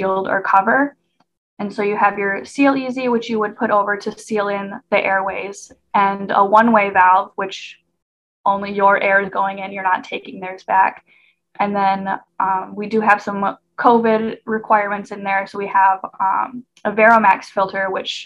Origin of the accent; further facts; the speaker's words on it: Michigan, United States; moved away; I'm from Michigan